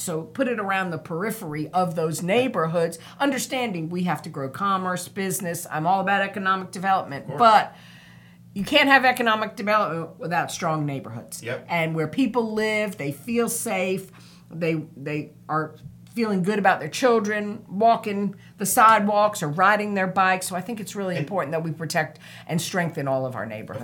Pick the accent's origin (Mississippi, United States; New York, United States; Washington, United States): New York, United States; Harrison; now in New Bern, United States; growing up in Harrison, that was small town